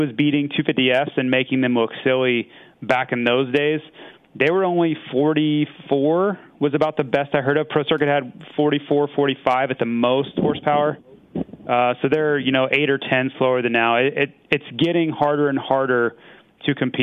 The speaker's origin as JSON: {"language": "English", "region": "Florida", "country": "United States", "tie": "born or raised there", "said": "I born and raised in Florida."}